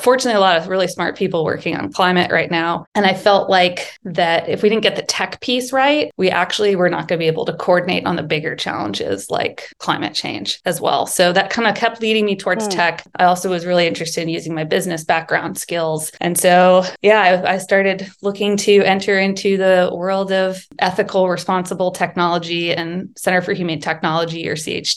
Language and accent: English; Texas, United States; I grew up in Texas